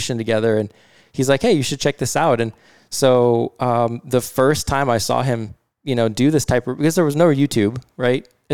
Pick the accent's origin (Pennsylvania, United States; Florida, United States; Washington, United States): Washington, United States; Bothell; I grew up in Bothell. So I went to Bothell High School